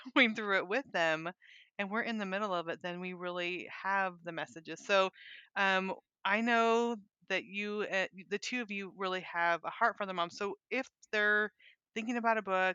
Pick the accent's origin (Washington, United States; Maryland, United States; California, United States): California, United States; moved away; also born or lived in Montana / Little Rock, Arkansas; I grew up in California, moved to Montana. We moved to Little Rock, Arkansas